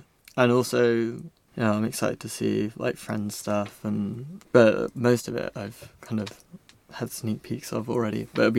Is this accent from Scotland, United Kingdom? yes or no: no; Weybridge, South East England, United Kingdom; moved away as an adult; now in Brighton, United Kingdom; I'm from Weybridge, which is like half an hour outside London-ish.